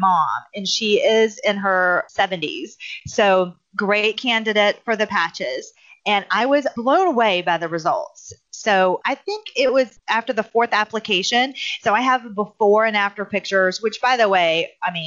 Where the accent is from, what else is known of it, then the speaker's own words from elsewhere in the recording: South Carolina, United States; I'm from South Carolina